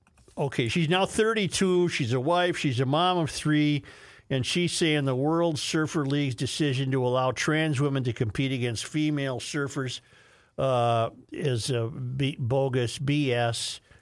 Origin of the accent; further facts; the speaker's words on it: Superior, Wisconsin, United States; I remember hearing adults speak of this as a kid growing up in Superior.